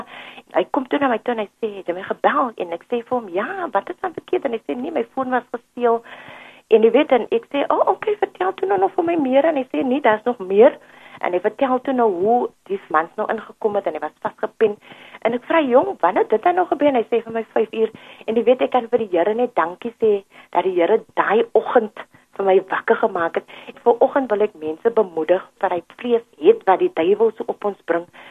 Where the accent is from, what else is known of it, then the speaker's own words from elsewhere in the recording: Cape Town, Western Cape, South Africa; Ek is hier van Mitchells Plain